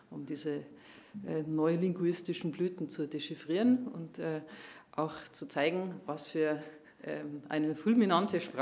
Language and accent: German; Munich, Bavaria, Germany; ich komme aus München und wir Münchner, wir, wir reden eigentlich ein sehr verständliches Bayerisch.